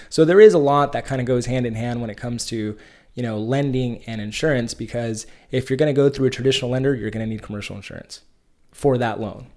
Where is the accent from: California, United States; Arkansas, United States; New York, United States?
California, United States; Bakersfield; moved away as an adult; now in San Diego, United States; I grew up in the Central Valley, uh, grew up in Bakersfield, California